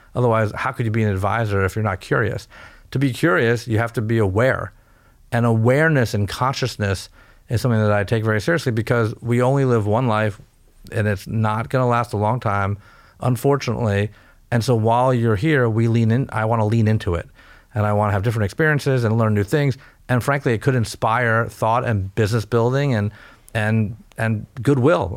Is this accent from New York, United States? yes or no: no; California, United States; I was born in California, a first generation American.